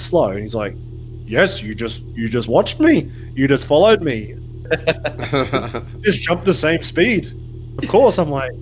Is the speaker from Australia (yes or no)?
yes; Australia; now in Germany; as an Australian